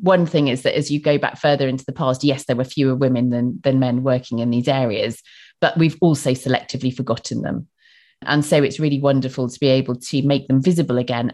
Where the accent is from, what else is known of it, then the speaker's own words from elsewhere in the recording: Bristol, South West England, United Kingdom; accent: Bristol; my strange Bristol accent